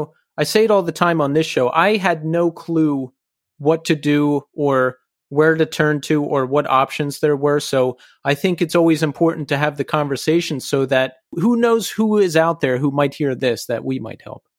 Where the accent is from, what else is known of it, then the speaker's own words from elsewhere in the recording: Bucks County, Pennsylvania, United States; I'm from Bucks County